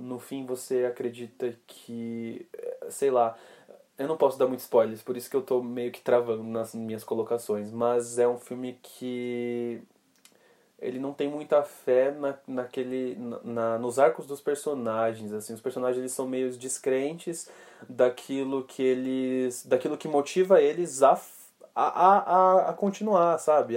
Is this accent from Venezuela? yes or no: no; Brazil; a gente é brasileiro